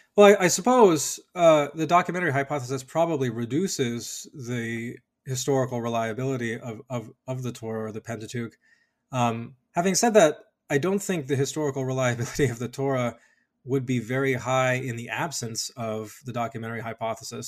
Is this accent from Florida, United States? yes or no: no; Colorado Springs, Colorado, United States; born or raised there